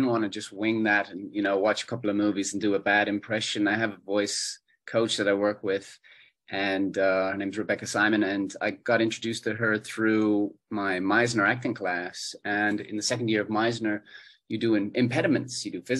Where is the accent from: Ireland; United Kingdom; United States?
Ireland; growing up in Ireland, we're watching television from Australia, from the USA a lot, from the UK.